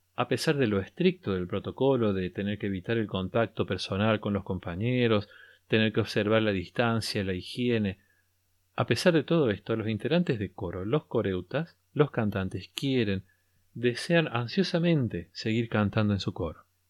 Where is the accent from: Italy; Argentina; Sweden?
Argentina; al menos aquí lo llamamos así